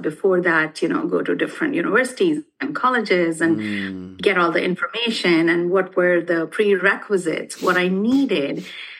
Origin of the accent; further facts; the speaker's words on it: New Delhi, Delhi, India; moved away as an adult; now in Canada; I am originally from India.